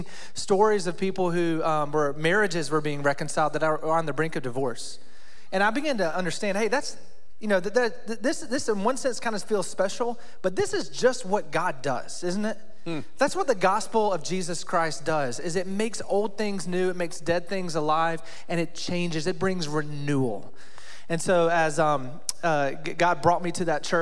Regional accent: Rocky Mount, North Carolina, United States; moved away as an adult; also born or lived in Atlanta / Wake Forest / Raleigh; now in South Carolina, United States; I grew up in Rocky Mountain, North Carolina.

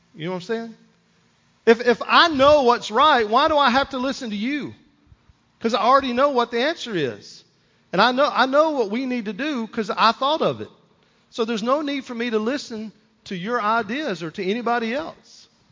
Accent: United States; as an American, as a Christian

